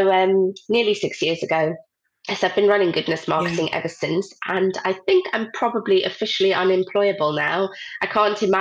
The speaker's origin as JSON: {"language": "English", "country": "South Africa", "tie": "born or raised there", "moved": "as an adult", "lives_now": "United Kingdom", "said": "I grew up in South Africa and that's what I went to study"}